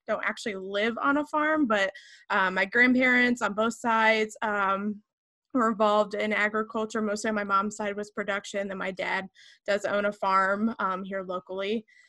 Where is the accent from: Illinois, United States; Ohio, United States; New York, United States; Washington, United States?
Illinois, United States; Rio; I was born and raised in Rio, Illinois. Other people might say it's Rio or R10, and it's a very small farming community that 99% of the world probably never heard of.